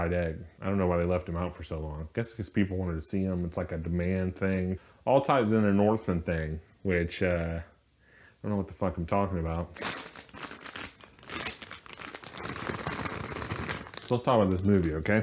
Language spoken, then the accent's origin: English; Mississippi, United States; I'm from Mississippi. Here in Biloxi